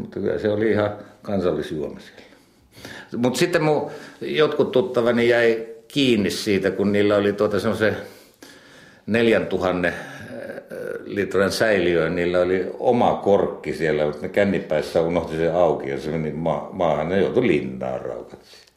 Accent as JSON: {"language": "Finnish", "town": "Jämsänkoski", "region": "Central Finland", "country": "Finland", "said": "meillä Jämsänkoskelaisilla ja Mänttäläisillä"}